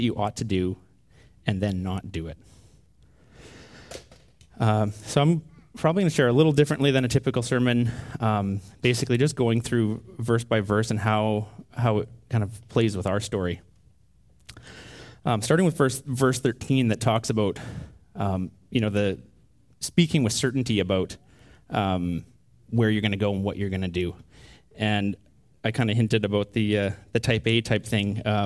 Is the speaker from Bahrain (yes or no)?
no; Canada; a typical Canadian family with type A tendencies